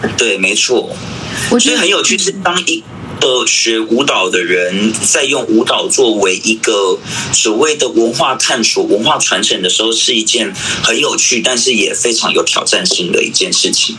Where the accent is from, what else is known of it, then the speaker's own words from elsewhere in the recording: Yanping, Taitung County, Taiwan; also born or lived in Tainan / Taipei; 我是来自台东延平乡的布农族。对，然后我毕业于台南应用科技大学舞蹈系